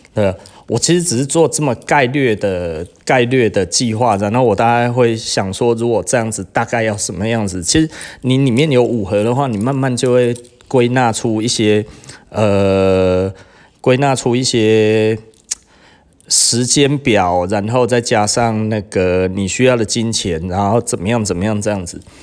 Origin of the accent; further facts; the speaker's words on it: Taiwan; 我们台湾人